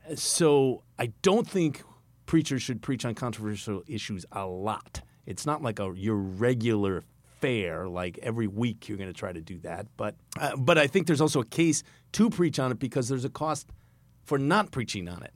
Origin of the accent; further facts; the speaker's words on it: East Coast, United States; I'm from the East Coast